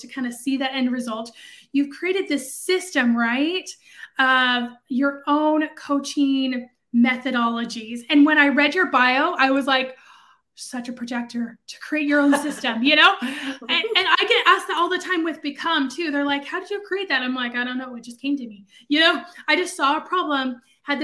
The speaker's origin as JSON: {"language": "English", "region": "West Coast", "country": "United States", "also_born_or_lived": "central US", "moved": "yes", "lives_now": "Dallas, United States", "said": "I'm from the West Coast"}